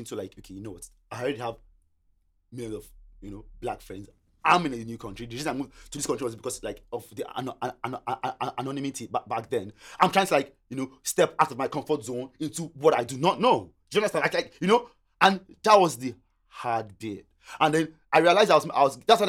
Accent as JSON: {"language": "English", "country": "Nigeria", "second_language": "English", "moved": "as an adult", "lives_now": "Australia", "said": "I came from Nigeria, yeah? And one of the reasons I came to Australia, this might sound stupid to people, right? My cousin was here."}